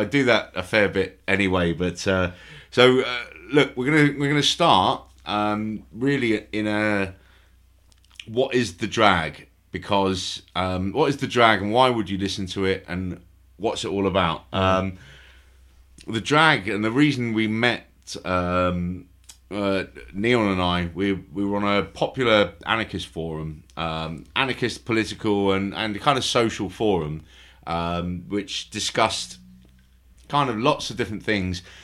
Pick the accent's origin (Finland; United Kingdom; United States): United Kingdom; London; I'm from London